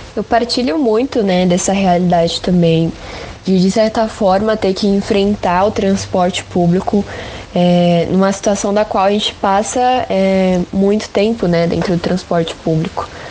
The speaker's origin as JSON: {"language": "Portuguese", "region": "São Paulo", "country": "Brazil", "said": "a gente, enquanto paulista"}